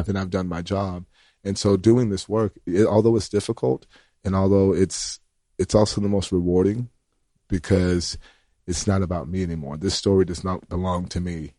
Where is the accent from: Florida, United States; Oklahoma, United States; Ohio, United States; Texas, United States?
Florida, United States; Graceville; I'm from Graceville, Florida, which is, uh, a small town